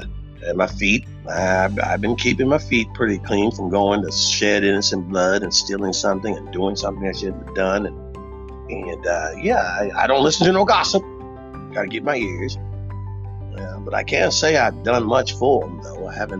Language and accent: English; Texas, United States; Texas. We love revolution.